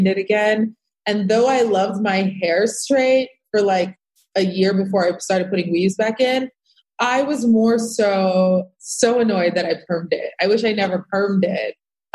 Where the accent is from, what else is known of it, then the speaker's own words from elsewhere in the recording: Rockland County, New York, United States; I grew up in Rockland County